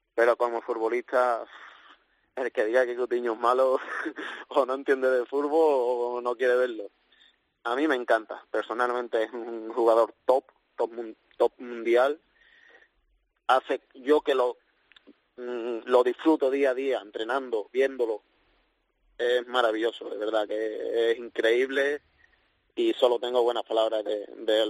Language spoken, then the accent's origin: Spanish; Seville, Andalusia, Spain; moved away as an adult; now in Liverpool, United Kingdom; vuelvo a mi casa, mi ciudad